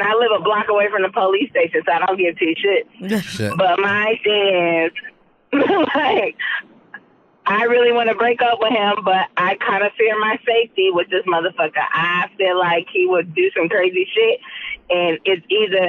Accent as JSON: {"language": "English", "town": "Richmond", "region": "California", "country": "United States", "said": "I'm from Richmond, California"}